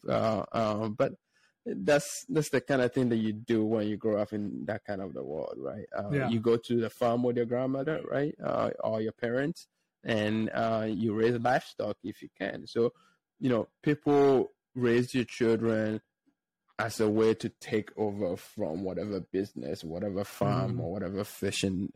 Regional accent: Ghana; now in United States; I grew up in a small village in Ghana. So I guess I consider myself Ghanaian, even though I've been in the United States for about 11 years now

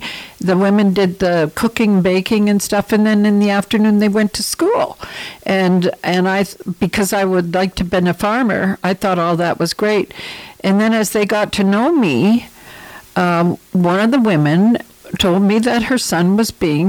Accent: Ontario, Canada; You know, I came from Ontario. Where I lived, our neighbors were Aboriginal people, First Nations, Native, Indians.

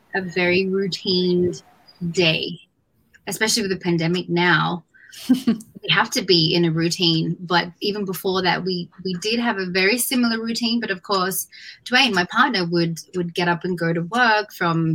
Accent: Australia; moved away; I was born and raised in Australia.

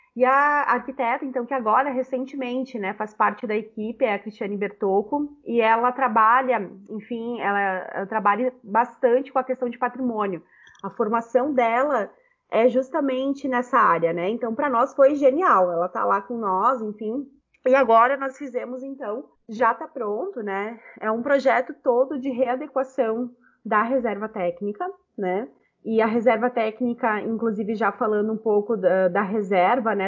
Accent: Caxias do Sul, Rio Grande do Sul, Brazil; moved away as an adult; also born or lived in Porto Alegre; eu sou eu venho de Caxias do Sul, né? Então, quando eu passo no vestibular em 2010

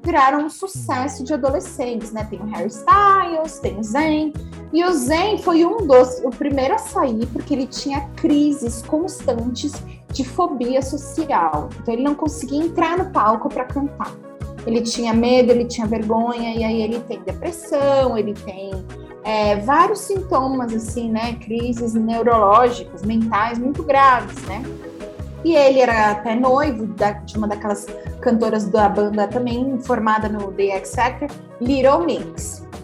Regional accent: Brazil; a gente, como brasileiro

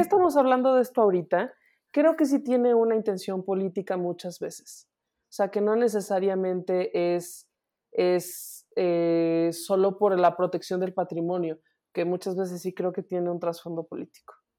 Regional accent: Mexico; soy mexicana

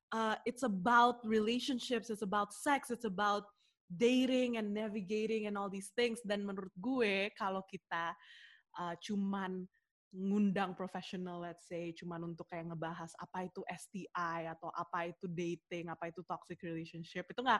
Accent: Jakarta, Indonesia; now in Sydney, Australia; gue sih dari Jakarta. Tapi currently I am living in Sydney for I don't know how long uh, again.

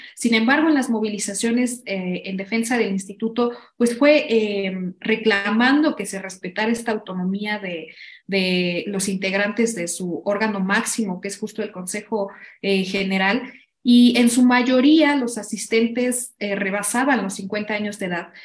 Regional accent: Mexico; hemos generado como sociedad mexicana

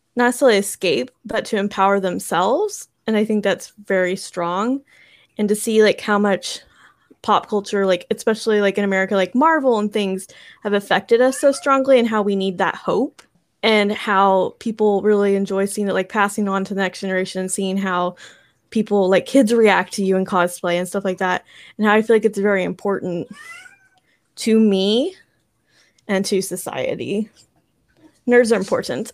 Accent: Texas, United States; moved away as an adult; also born or lived in Colorado; now in California, United States; I'm from Texas, and then graduated college the first time, moved to Colorado, and now I'm in California

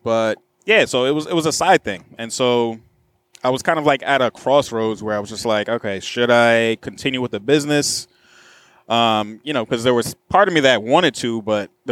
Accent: New York, United States; I'm from New York

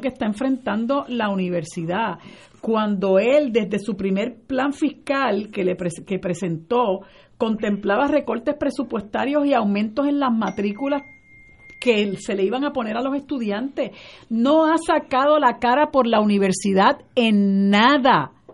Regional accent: Puerto Rico; puertorriqueños nos llamamos

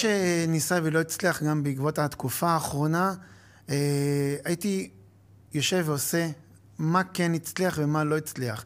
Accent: Acre, Northern District, Israel; למדתי בעכו, גדלתי בעכו

